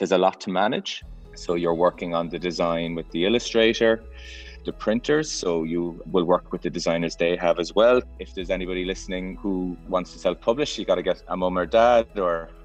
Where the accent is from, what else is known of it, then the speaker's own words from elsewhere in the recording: Cork, Munster, Ireland; I'm from Cork City